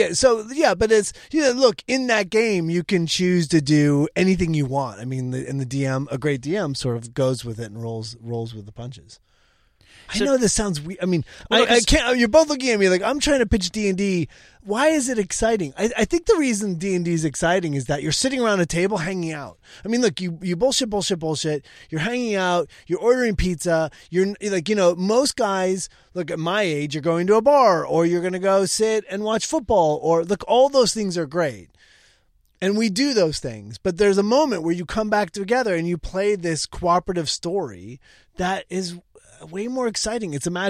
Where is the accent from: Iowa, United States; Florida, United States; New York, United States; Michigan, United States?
Michigan, United States; Brighton; also born or lived in Orange County, California; I grew up outside of Detroit, a little town called Brighton. And then Orange County.